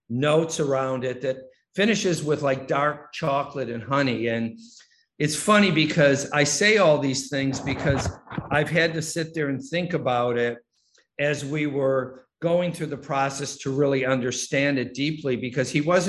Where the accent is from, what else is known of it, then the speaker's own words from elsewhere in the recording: Detroit, Michigan, United States; I grew up in Detroit